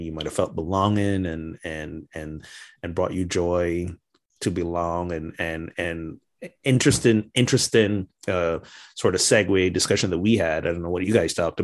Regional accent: Barbados; moved away as an adult; now in United States; I returned to my home country of Barbados

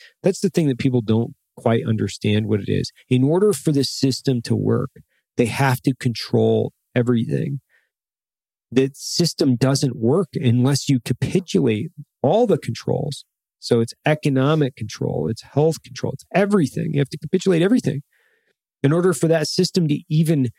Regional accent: Idaho, United States; I grew up in Idaho

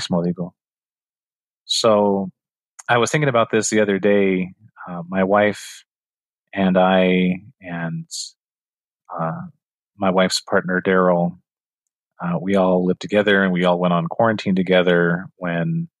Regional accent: New Mexico, United States; now in Phoenix, United States; I grew up in New Mexico with my grandparents and my parents

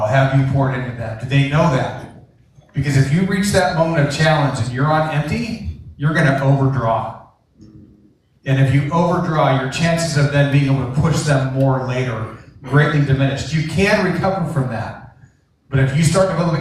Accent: Coeur d'Alene, Idaho, United States; also born or lived in Tennessee; now in Coeur d'Alene, United States; I moved about a year ago from Tennessee back to Coeur d'Alene, Idaho, where we're from

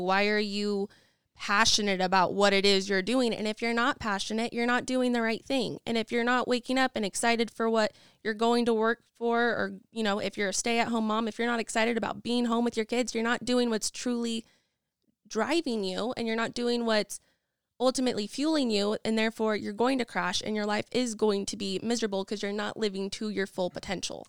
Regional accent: Nampa, Idaho, United States; also born or lived in Boise, Idaho; I am originally from Nampa, Idaho, have lived mostly in Boise and have been all over

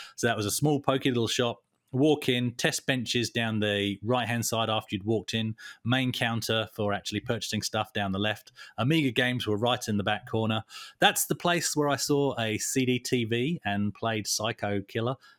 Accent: Tunbridge Wells, South East England, United Kingdom; my hometown, Tunbridge Wells

